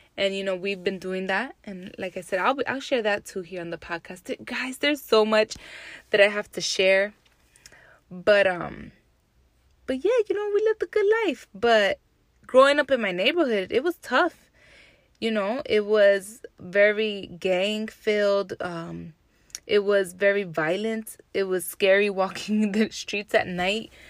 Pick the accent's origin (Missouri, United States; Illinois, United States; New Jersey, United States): New Jersey, United States; Jersey City; I grew up in Jersey City, New Jersey